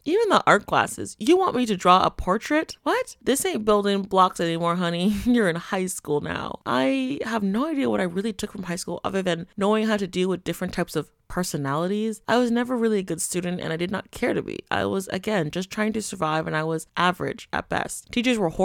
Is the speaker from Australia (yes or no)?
no; Canada; me growing up in Canada